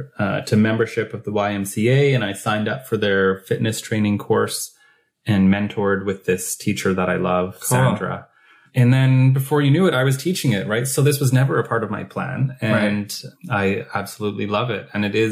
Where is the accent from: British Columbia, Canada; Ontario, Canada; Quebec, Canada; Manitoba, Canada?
British Columbia, Canada; Williams Lake; also born or lived in Kamloops; I grew up in Williams Lake, BC.